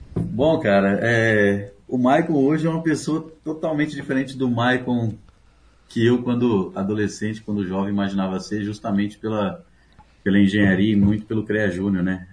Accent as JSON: {"language": "Portuguese", "town": "São Miguel do Oeste", "region": "Santa Catarina", "country": "Brazil", "tie": "born or raised there", "also_born_or_lived": "Paraguay", "moved": "yes", "said": "eu nasci em Santa Catarina, eu sou catarinense"}